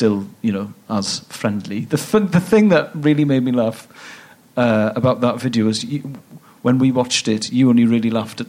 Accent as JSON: {"language": "English", "region": "Wales", "country": "United Kingdom", "also_born_or_lived": "Bristol", "moved": "as an adult", "lives_now": "London, United Kingdom"}